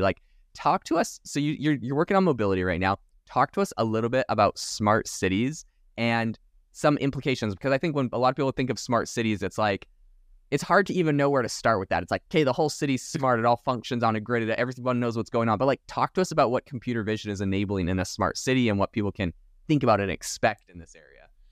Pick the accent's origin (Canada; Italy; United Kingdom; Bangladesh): Canada; moved away as an adult; now in Arizona, United States; I'm actually originally from Canada